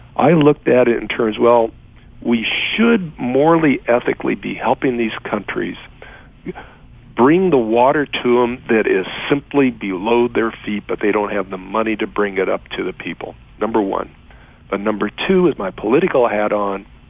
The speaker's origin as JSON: {"language": "English", "town": "Los Angeles", "region": "California", "country": "United States", "tie": "born or raised there", "said": "born and raised in Los Angeles, my father was an immigrant from Mexico, grew up in South Central Los Angeles"}